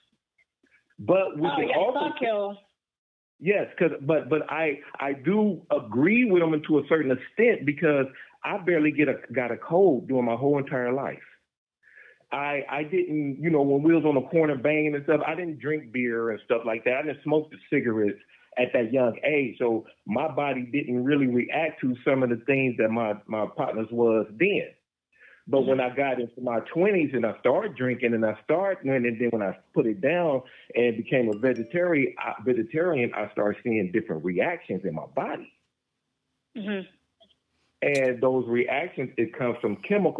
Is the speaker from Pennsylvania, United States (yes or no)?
no; Los Angeles, California, United States; I'm from Los Angeles, and the hospital that I was born at is called Killer King